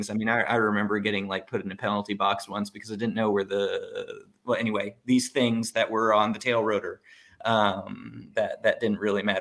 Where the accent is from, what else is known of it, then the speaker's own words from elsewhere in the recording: Monaco; moved away; I grew up in Monaco.